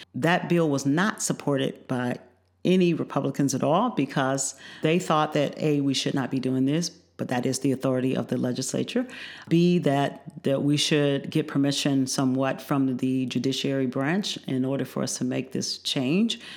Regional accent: Joliet, Illinois, United States; also born or lived in Chicago, United States; now in Champaign-Urbana, United States; I actually grew up in the northern part of the state. I grew up in Joliet. I went to elementary and high school there.

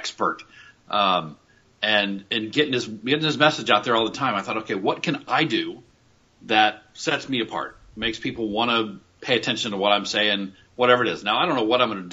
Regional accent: Huber Heights, Ohio, United States; also born or lived in Indiana; born and raised in Dayton, Ohio

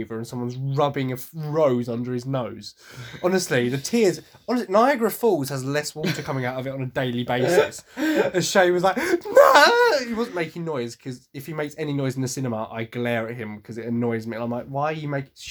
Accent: Essex, East of England, United Kingdom; I am from Essex, despite how hard I try to hide my accent

